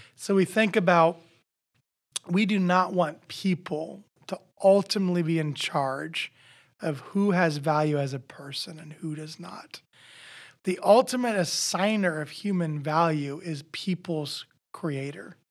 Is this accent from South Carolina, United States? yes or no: no; Nebraska, United States; now in Iowa, United States; I'm originally from Nebraska, but we're from Iowa now